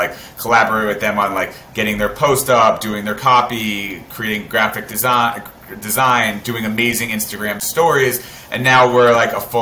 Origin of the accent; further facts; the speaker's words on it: South Florida, United States; moved away as an adult; also born or lived in Tampa, Florida; now in New York, United States; I'm from South Florida. I moved to New York 10 years ago